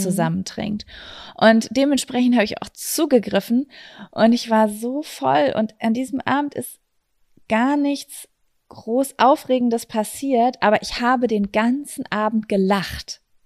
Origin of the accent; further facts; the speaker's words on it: Germany; Wir kommen aus Lübecker